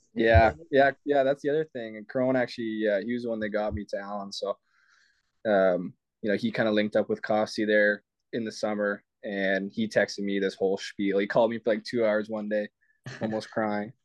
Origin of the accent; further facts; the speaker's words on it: Canada; I'm Canadian.